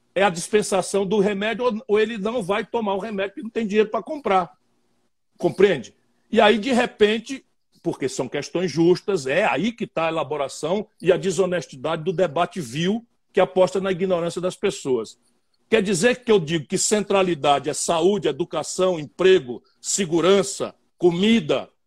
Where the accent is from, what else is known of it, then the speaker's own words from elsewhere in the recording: Northeast Brazil, Brazil; also born or lived in Ceará; eu sou nordestino